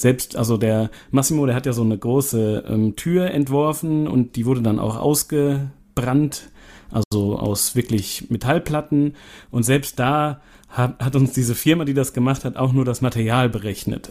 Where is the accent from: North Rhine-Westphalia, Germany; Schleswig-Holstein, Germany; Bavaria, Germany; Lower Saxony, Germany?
North Rhine-Westphalia, Germany; Siegen; wir kommen ja hier aus Siegen